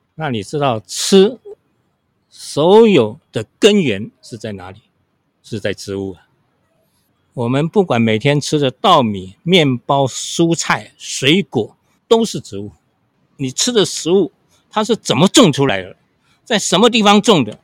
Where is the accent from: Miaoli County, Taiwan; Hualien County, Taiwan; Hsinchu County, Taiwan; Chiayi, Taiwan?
Hsinchu County, Taiwan; Qionglin; moved away as an adult; now in Taipei, Taiwan; 小时候我们都是农村长大的嘛，我今年是七十四岁。那我们一，一家在新竹琼林，那在我们那边有一个很有名的风景区叫做飞凤山，是新竹的八景之一啊。所以我们都在飞凤山的山脚下长大的，所以那边的农村生活是非常淳朴